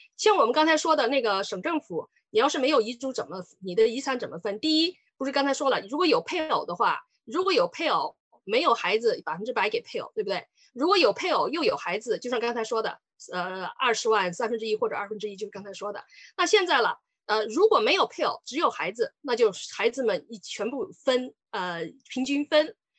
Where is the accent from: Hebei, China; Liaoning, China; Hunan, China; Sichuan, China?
Sichuan, China; moved away as an adult; now in Canada; 我是四川人。呃，我当，我来加拿大也来了很久了，我八九年来的